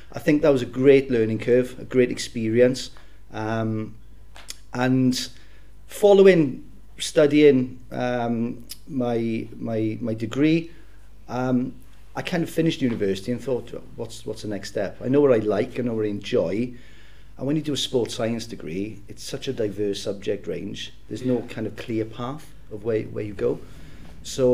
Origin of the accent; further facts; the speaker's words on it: South Wales, United Kingdom; moved away as an adult; also born or lived in Loughborough; if you can't tell by the accent, I'm from South Wales